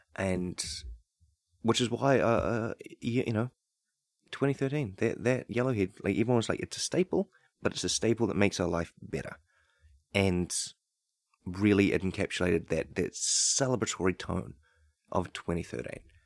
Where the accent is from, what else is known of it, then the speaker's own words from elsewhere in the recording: New Zealand; growing up in New Zealand